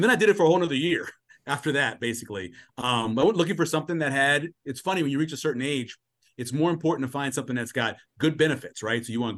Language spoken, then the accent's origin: English; New Orleans, Louisiana, United States; growing up where I grew up in New Orleans and traveling a lot when I was a kid